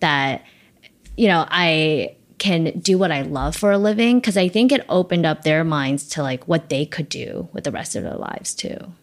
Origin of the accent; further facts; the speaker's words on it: New York City, New York, United States; also born or lived in China; I came to Flushing, actually, first